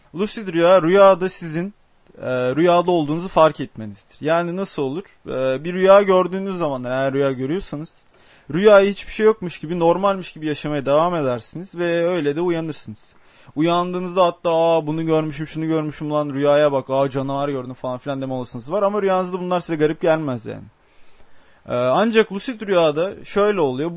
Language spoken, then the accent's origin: Turkish; Osmaniye, Turkey; also born or lived in Adana; ben Adanalıyım. E, Osmaniyeliyim